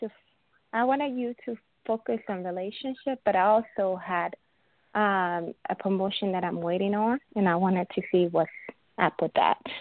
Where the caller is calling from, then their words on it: Illinois, United States; I'm calling from Illinois.